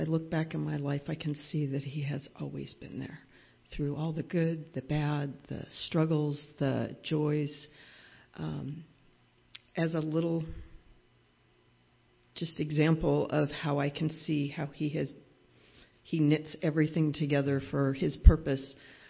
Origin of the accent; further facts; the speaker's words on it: Southern California, United States; moved away as an adult; also born or lived in Lesotho; I'm from Southern California.